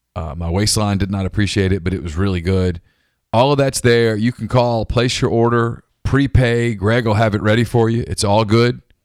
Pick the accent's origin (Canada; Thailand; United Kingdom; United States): United States; Ruston, Louisiana; And I grew up in Ruston